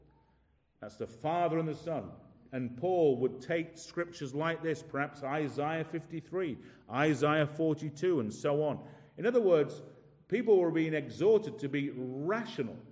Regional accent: United Kingdom; we're from Britain

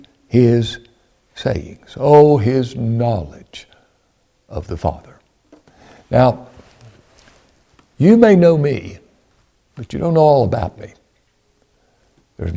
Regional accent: Ashland, Kentucky, United States; I was born in Ashland, Kentucky in 1959 in the King's Daughters Hospital. I'm from Ashland

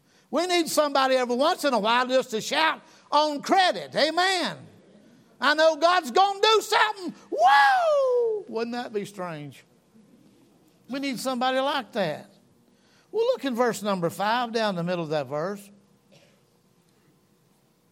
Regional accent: North Georgia, United States; I'm from North Georgia

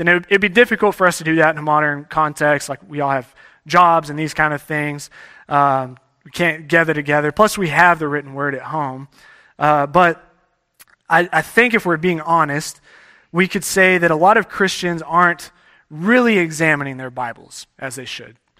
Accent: Texas, United States; moved away; I grew up in Texas

